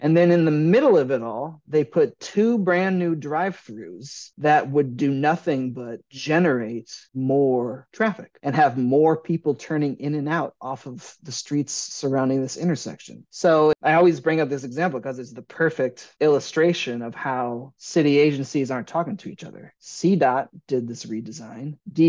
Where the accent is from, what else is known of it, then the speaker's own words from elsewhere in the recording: Midwest, United States; now in New York, United States; I'm a Midwesterner. I grew up in the Midwest. I went to school in the Midwest. My parents are Midwest. It's who I am.